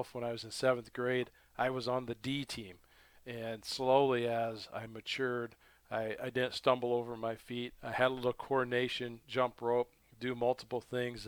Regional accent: Toledo, Iowa, United States; now in Grinnell, United States; I grew up at South Tama. Toledo, Iowa is where I call my hometown

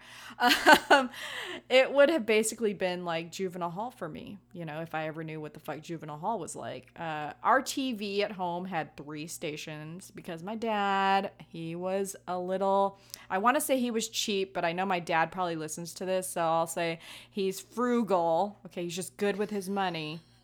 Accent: Hawaii, United States; I'm Hawaiian

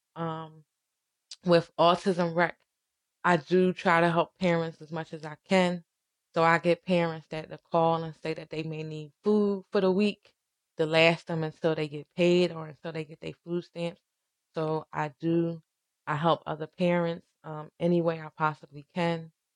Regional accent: Philadelphia, Pennsylvania, United States; I grew up in Southwest

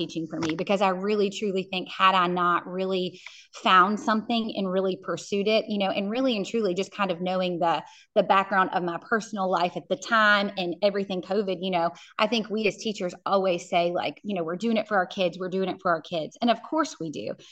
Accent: Central Virginia, United States; I'm from Central Virginia

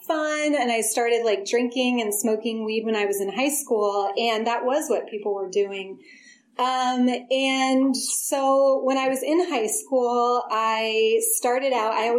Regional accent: Forestville, California, United States; also born or lived in Berkeley, California; I was born in Berkeley, but grew up in a really small town in Sonoma County, Forestville.

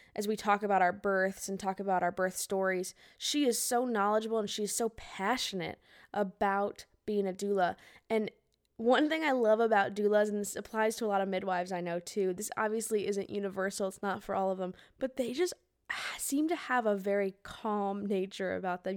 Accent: Tucson, Arizona, United States; now in Nashville, United States; I'm from Arizona originally.

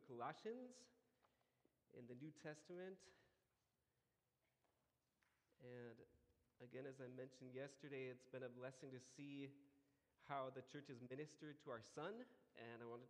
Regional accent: United States; now in Colombia; I'm American, not Colombian.

